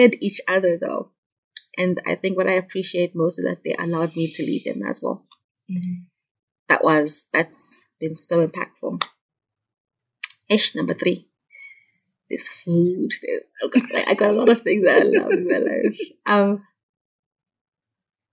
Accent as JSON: {"language": "English", "town": "Munyati", "region": "Midlands", "country": "Zimbabwe", "tie": "born or raised there", "also_born_or_lived": "Kwekwe / Gweru / Bulawayo", "moved": "as an adult", "said": "I'm from Munyati. That's where I grew up"}